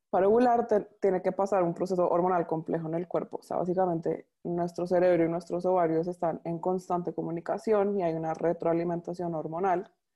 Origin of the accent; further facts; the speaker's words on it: Colombia; moved away as an adult; now in Panama; Soy colombiana, pero vivo en Panamá hace ya seis años